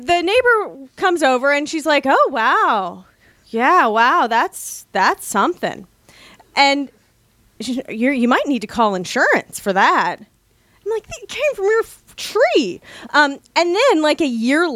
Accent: California, United States; now in Washington, D.C., United States; I'm from California

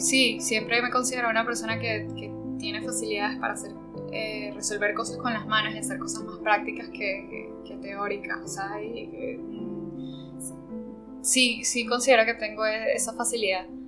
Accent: Margarita Island, Nueva Esparta, Venezuela; moved away as an adult; also born or lived in Caracas, Venezuela; yo soy venezolana. Yo me crié en una isla eh, al norte de, Venezuela que se llama Margarita

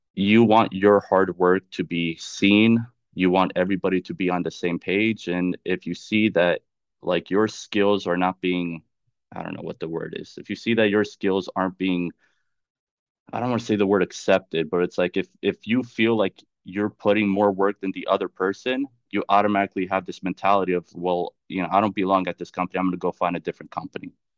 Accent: Charlotte, North Carolina, United States; moved away as an adult; also born or lived in Chicago / Washington; now in Florida, United States; I was born in Chicago, but I can say I was raised, grew up in, and, uh, and raised in North Carolina, in Charlotte

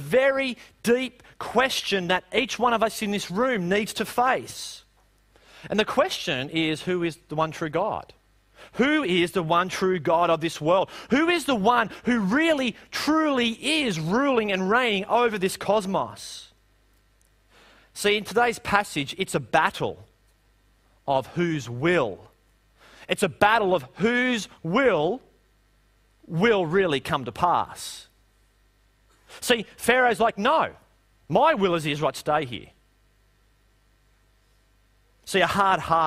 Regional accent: Parkes, New South Wales, Australia; Growing up, I grew up outside of Parkes, about 10 k's outside the little town of Parkes

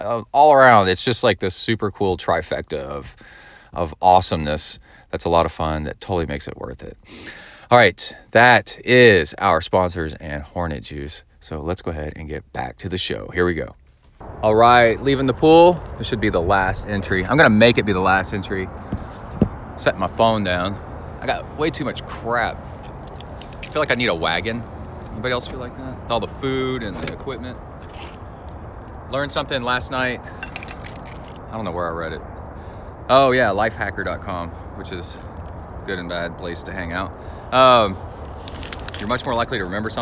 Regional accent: Texas, United States; I'm from Texas

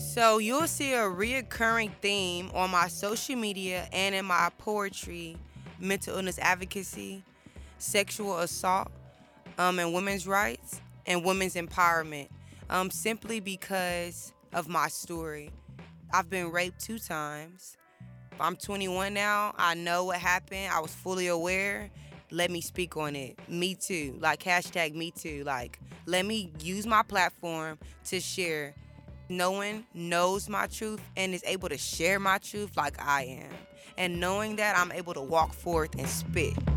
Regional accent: Houston, Texas, United States; I am a junior communications major, and I am from Houston, Texas

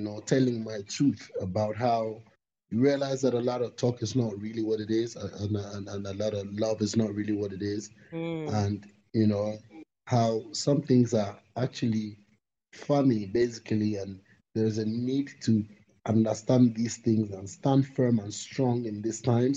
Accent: Ghana; I'm from Ghana, definitely African

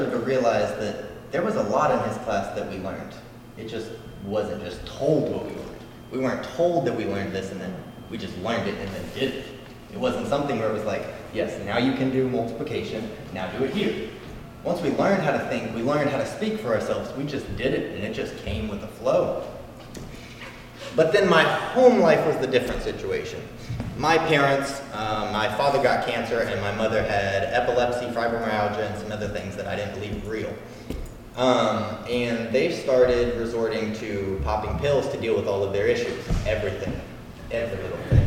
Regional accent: Louisville, Kentucky, United States; I'm from Louisville, Kentucky

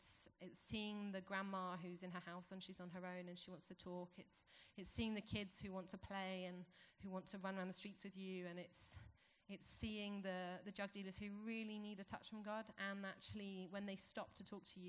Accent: England, United Kingdom; moved away as an adult; now in Fortaleza, Brazil; I'm from England

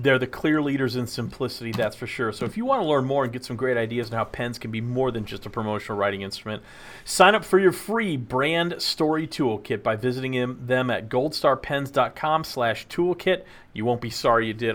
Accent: Texas, United States; The best part of growing up in Texas is being in Texas

